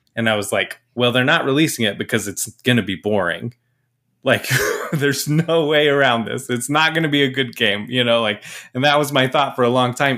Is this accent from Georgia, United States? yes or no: no; Mesa, Arizona, United States; moved away; also born or lived in Portland; I was born in Mesa